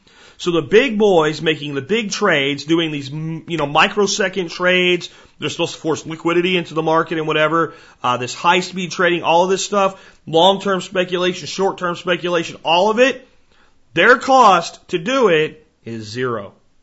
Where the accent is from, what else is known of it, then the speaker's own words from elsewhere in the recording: Florida, United States; also born or lived in New Jersey / Pennsylvania; I was born in Jersey and grew up in Florida and Pennsylvania.